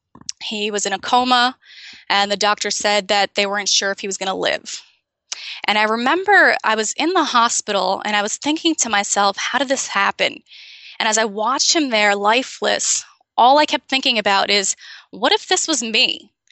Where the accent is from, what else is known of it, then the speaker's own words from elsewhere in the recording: Amazon, Brazil; born there; Yeah, I was born in Brazil in the Amazon. And growing up, I moved 18 times before I was 18.